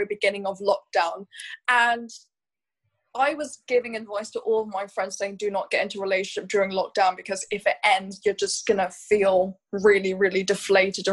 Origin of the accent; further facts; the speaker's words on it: Hong Kong; growing up in Hong Kong, going into an international school, I went to a school called West Island School